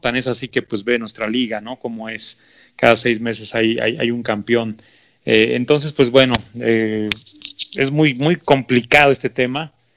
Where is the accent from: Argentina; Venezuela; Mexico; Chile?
Mexico